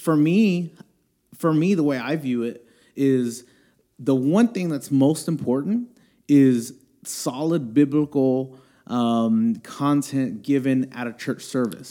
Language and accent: English; Houston, Texas, United States; I'm born and raised in Houston, uh, here in Houston, Texas.